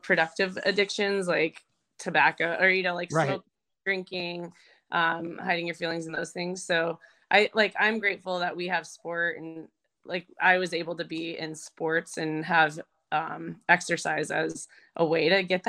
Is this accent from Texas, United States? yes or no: no; Arizona, United States; also born or lived in Colorado; I grew up in Arizona